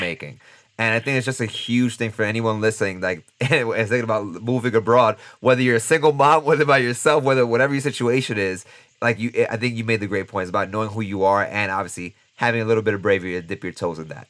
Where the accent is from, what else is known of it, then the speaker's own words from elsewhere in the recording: New York City, New York, United States; moved away; I'm from New York City